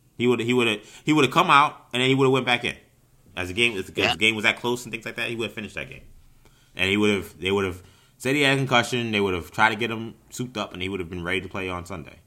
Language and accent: English; New York, United States; as a New Yorker